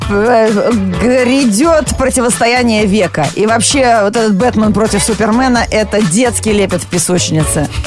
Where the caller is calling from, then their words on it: Moscow, Russia; Я из Москвы, да, еще пока не отключили.